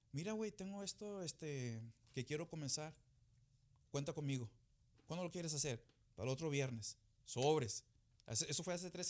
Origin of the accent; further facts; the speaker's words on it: United States; born there; Pero yo nací aquí en Estados Unidos, mi hermano, mis hermanas, todos nacimos aquí.